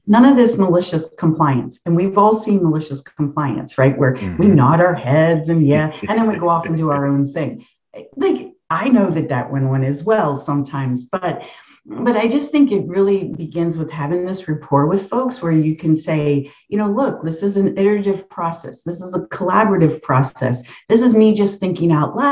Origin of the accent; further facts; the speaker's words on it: the North, United States; I grew up in the North